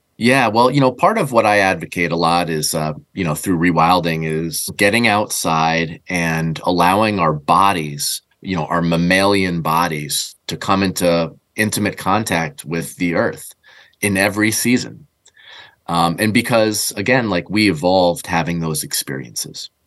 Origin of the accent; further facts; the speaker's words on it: New England, United States; growing up in New England